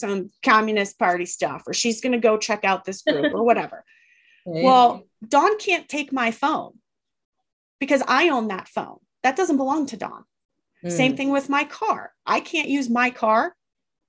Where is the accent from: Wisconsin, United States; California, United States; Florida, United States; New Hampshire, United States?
Wisconsin, United States; Northern; I'm from Northern Wisconsin